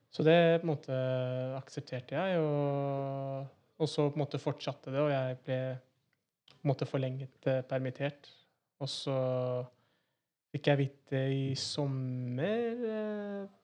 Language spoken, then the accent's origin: Norwegian; Oslo, Norway; født og oppvokst i Oslo. Så er da en Oslo-gutt